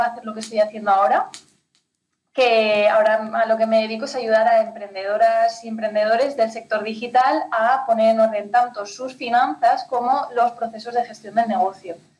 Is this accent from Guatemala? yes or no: no; Spain; moved away as an adult; now in Ciudad Real, Spain; yo soy de España, pero soy de un pueblecito súper chiquitín del Pirineo, del norte de mm. España nací y crecí en medio del campo